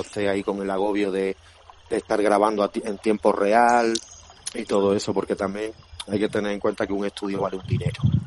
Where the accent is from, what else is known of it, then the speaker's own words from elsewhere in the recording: Granada, Andalusia, Spain; accent: granadino; also born or lived in Badajoz; soy nacido allí en Badajoz, pero pero criado aquí en Granada